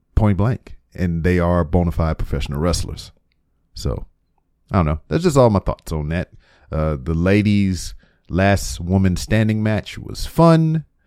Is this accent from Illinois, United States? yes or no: no; Lake Charles, Louisiana, United States; moved away as an adult; now in Houston, United States; my hometown of Lake Charles, Louisiana